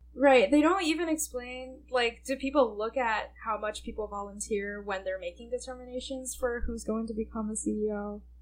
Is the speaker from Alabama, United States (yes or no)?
no; Livingston, New Jersey, United States; I grew up in Livingston, New Jersey